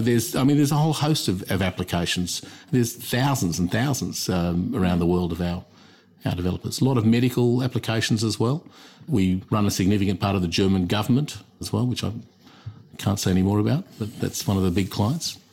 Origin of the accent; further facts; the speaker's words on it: Australia; also born or lived in London / United States; I'm Australian